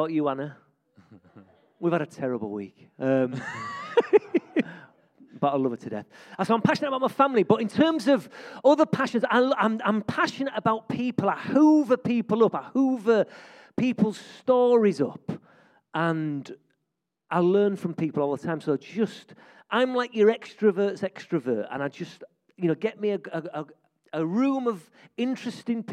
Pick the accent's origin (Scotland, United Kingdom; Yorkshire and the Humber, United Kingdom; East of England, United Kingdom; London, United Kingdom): Yorkshire and the Humber, United Kingdom; York; I'm a York lad. I grew up in West York